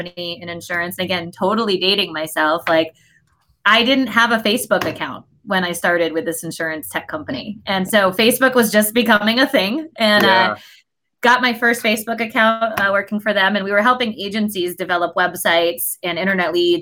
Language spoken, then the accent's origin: English; Connecticut, United States; I grew up in Connecticut